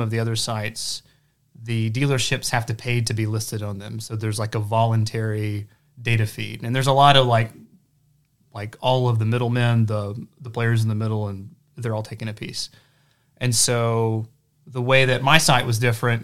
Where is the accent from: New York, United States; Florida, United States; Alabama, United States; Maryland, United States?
Alabama, United States; Hayden; now in Huntsville, United States; I'm from Hayden, Alabama. It's about an hour south